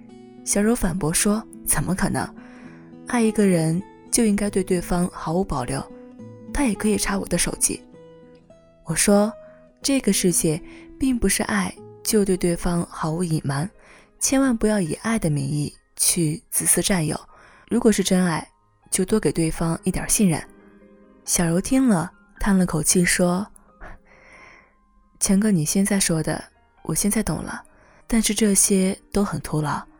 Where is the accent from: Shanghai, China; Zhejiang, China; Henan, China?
Henan, China; Zhengzhou; 而我从小在郑州长大，学习工作。连上大学，每个周末都回家，更不可能离开去北京。